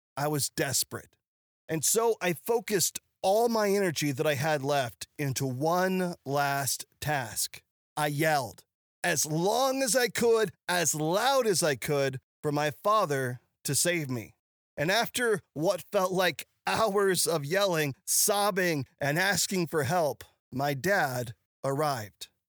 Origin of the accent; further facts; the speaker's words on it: Ozark Mountains, the Ozarks, United States; I grew up in the Ozark Mountains